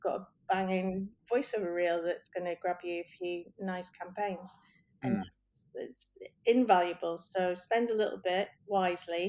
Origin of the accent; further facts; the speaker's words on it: Scotland, United Kingdom; I'm Scottish, and I can spot a non-Scottish accent a mile off